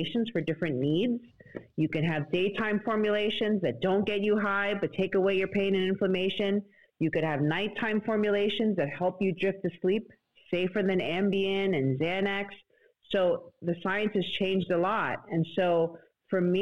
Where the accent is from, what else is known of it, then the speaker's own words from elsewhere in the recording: New York City, New York, United States; I grew up in the Bronx